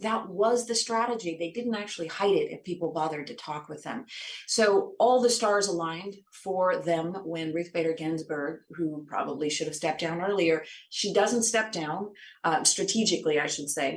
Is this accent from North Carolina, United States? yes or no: no; Washington, United States; I grew up in Washington state